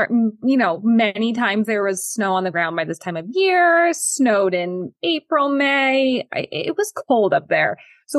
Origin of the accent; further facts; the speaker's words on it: Connecticut, United States; I grew up in Connecticut